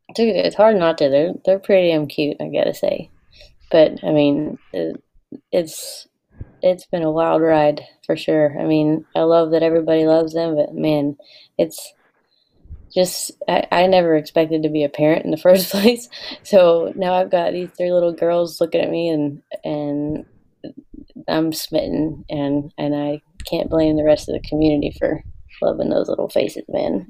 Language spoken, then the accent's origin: English; the South, United States; I was raised in the South by two total Yankees. My parents are from Maine and New York